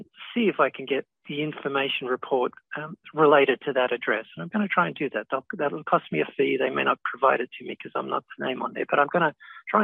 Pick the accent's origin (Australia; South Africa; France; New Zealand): Australia; now in United States; where I grew up in Australia